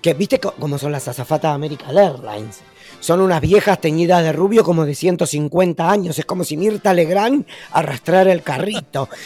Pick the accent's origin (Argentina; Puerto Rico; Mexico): Argentina; now in Uruguay